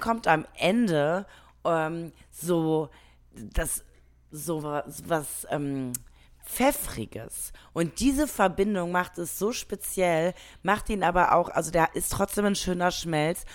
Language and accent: German; Germany; bei uns in Deutschland